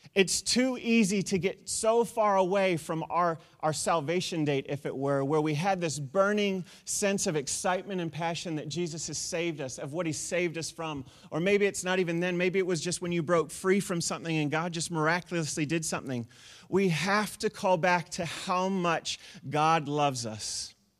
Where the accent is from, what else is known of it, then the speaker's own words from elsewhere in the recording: New Zealand; moved away; also born or lived in United States; we're from New Zealand